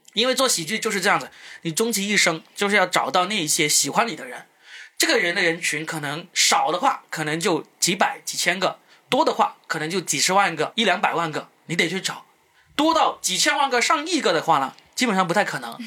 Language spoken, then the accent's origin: Chinese; Guangdong, China; accent: Cantonese-accented Mandarin; first language Cantonese; Chinese is a second language; 我们广东话没有，没有卷舌音的，我们没有那个